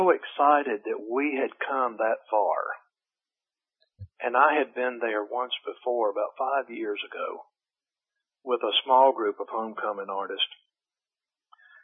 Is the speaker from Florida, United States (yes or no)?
no; Greenville, South Carolina, United States; now in Nashville, United States; I spent my formative years down in South Carolina. Greenville is the name of the town down there. It's up in the upstate.